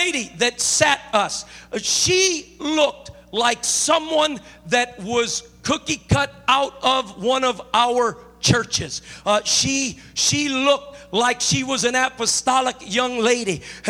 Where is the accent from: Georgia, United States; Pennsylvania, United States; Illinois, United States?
Illinois, United States; Chicago; now in California, United States; I'm not originally from California. I'm originally from Chicago